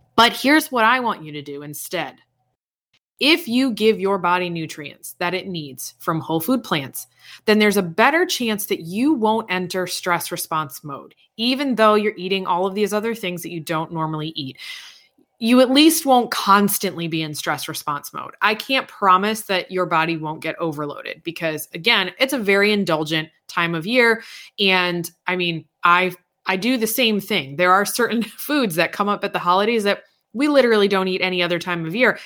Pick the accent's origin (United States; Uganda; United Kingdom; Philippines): United States; East Coast; now in Indiana, United States; I'm from the East Coast